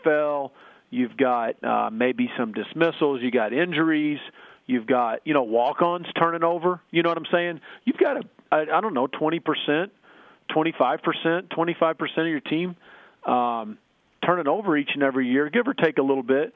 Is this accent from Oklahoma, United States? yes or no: yes; Oklahoma, United States; moved away; myself growing up in Oklahoma